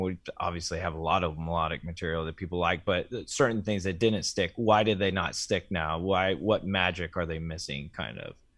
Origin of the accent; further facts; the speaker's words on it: Ohio, United States; my home state of Ohio